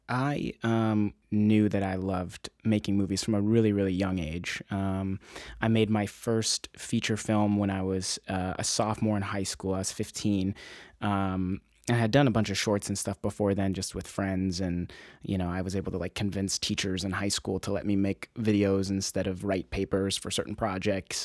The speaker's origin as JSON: {"language": "English", "town": "Encinitas", "region": "California", "country": "United States", "said": "I'm from Encinitas, California originally"}